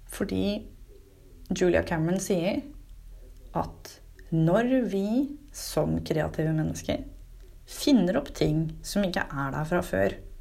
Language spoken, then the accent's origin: Norwegian; Fredrikstad, Østfold, Norway; Fredrikstad, der jeg kommer fra